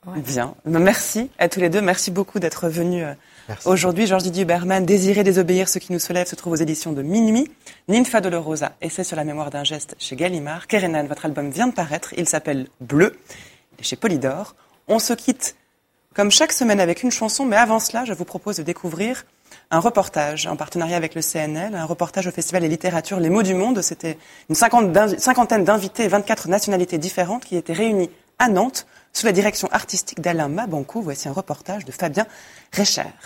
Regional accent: Poland; French is a second language; now in Brussels, Belgium; j'habite à Bruxelles, je viens de Pologne

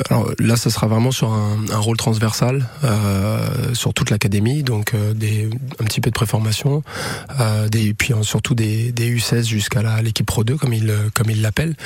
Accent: Le Mans, Pays de la Loire, France; je suis natif du Mans

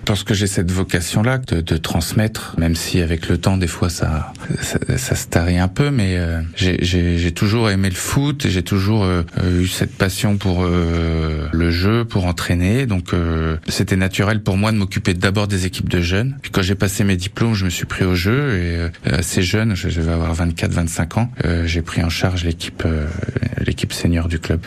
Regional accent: Vatan, Centre-Val de Loire, France; je suis originaire de Vatan

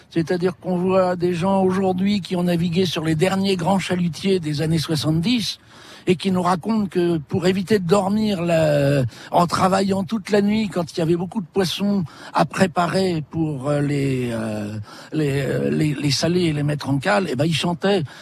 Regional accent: Normandy, France; born there; now in Douarnenez, France; Moi j'habite, euh, je suis né en Normandie, mais j'habite à Douarnenez.

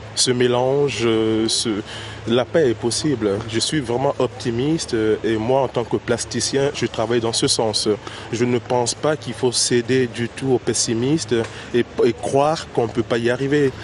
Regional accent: Benin; now in Paris, France; en tant que béninois, euh, entendre ma grande sœur, euh, Madada comme on le dit chez nous au Bénin

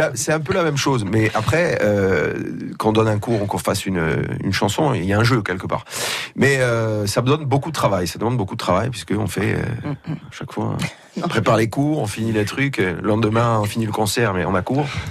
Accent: Tox, Corsica, France; au village chez moi à

